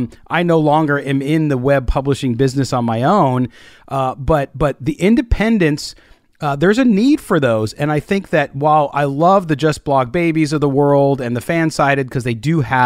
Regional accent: San Diego, California, United States; I grew up in San Diego, knows I grew up a Charger fan.

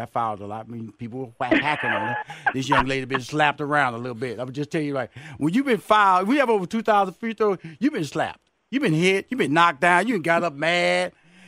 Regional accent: Houston, Texas, United States

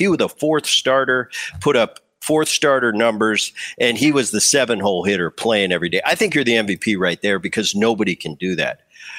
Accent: New Jersey, United States; I grew up in Jersey, just over the bridge.

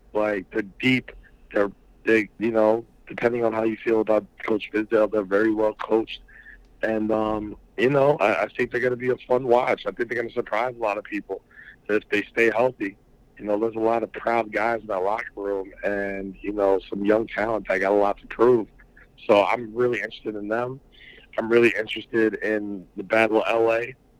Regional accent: New York City, New York, United States; born or raised there

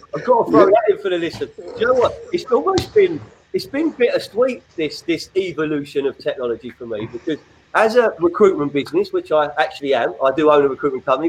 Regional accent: London, United Kingdom; now in Sussex, United Kingdom; an exiled West Londoner who's down in Sussex

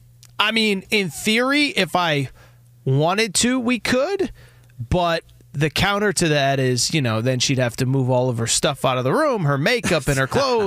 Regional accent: Connecticut, United States; I like the cold weather around this time. It doesn't bother me. I grew up in Connecticut.

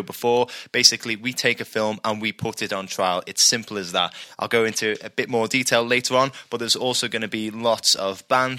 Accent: Liverpool, North West England, United Kingdom; we're four lads from Liverpool

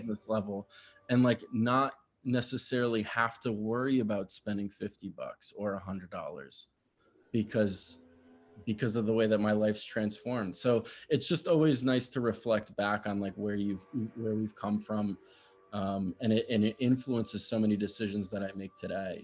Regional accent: Connecticut, United States; I grew up in Connecticut, uh, that was where I spent most of my childhood

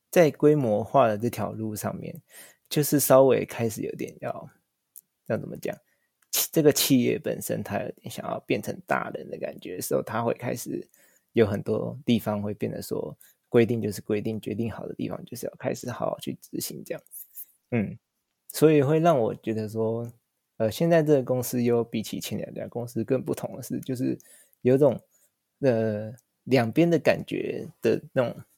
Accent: Taiwan; moved away as an adult; now in Tokyo, Japan; 我就是一个台湾人，但是我在日本生活

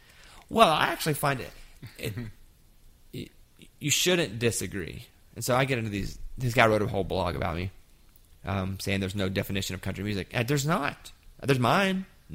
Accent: Arkansas, United States; I grew up in Arkansas

